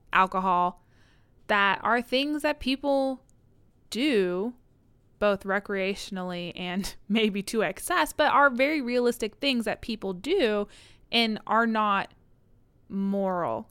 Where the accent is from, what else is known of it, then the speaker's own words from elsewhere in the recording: United States; am I from the United States? Yes